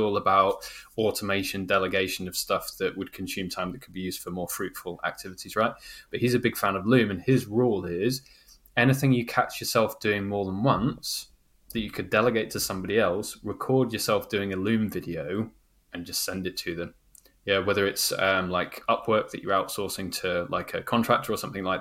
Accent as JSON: {"language": "English", "country": "United Kingdom", "said": "I'm a Brit"}